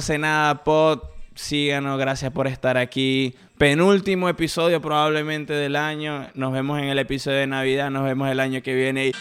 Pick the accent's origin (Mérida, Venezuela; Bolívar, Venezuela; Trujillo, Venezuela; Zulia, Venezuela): Zulia, Venezuela; Maracaibo; now in Kansas, United States; Nací en Maracaibo, me crié en Ciudad